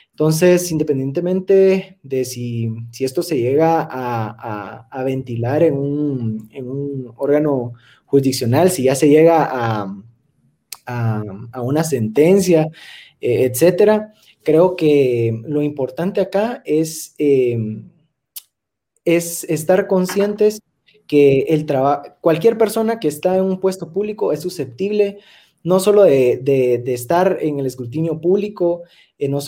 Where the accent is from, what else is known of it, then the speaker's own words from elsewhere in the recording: Guatemala; como guatemaltecos, como ciudadanos